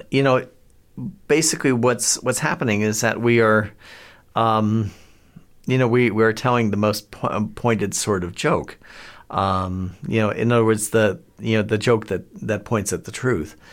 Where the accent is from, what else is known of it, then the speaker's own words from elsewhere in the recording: Akron, Ohio, United States; born there; I was born in Akron, Ohio, um, land of … which is kind of frames things a bit.